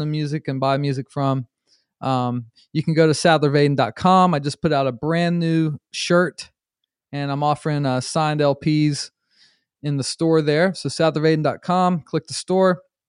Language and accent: English; Charlotte, North Carolina, United States; born there; but I was born in Charlotte, North Carolina. So maybe that's where it comes from because like North Carolina, like Lexington style barbecue is the vinegar base.